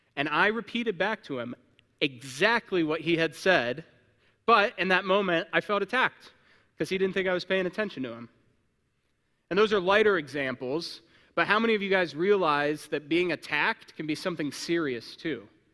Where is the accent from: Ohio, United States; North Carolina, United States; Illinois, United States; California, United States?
Ohio, United States; moved away as an adult; now in Indiana, United States; I was born in Ohio. I was raised, uh, there, and then I've been living in Indiana the past six years